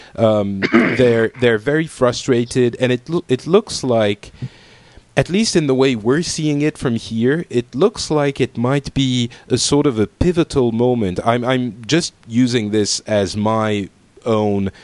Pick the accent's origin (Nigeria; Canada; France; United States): France; I am from France.